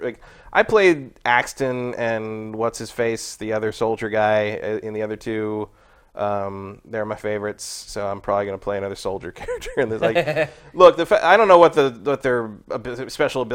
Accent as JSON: {"language": "English", "town": "San Francisco", "region": "California", "country": "United States", "said": "I come from San Francisco"}